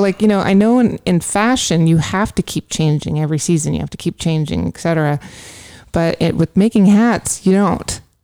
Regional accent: California, United States; moved away; also born or lived in New York; growing up in California.

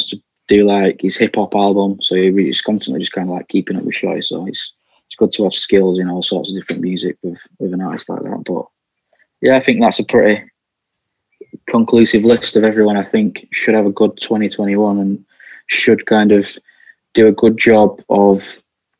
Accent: Bolton, North West England, United Kingdom; I'm from Bolton

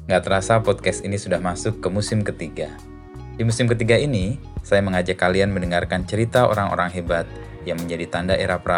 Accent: Rembang, Central Java, Indonesia; Karena di daerah saya di Rembang itu kan eh, apa ya? Saya ada di satu kecamatan yang relatif tidak baik, tidak ada pondok pesantrennya. Satu-satunya kecamatan yang tidak ada pondok pesantrennya di Rembang.

